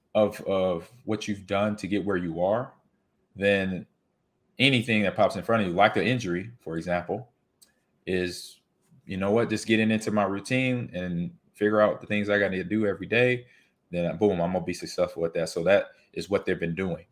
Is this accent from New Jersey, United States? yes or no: no; Los Angeles, California, United States; moved away; I grew up in California